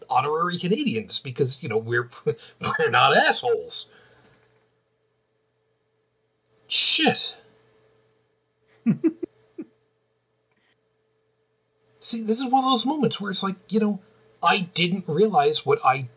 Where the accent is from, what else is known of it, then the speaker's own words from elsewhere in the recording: Babylon, New York, United States; moved away; also born or lived in Brooklyn, New York; I grew up in the town of Babylon. The township of Babylon. On Long Island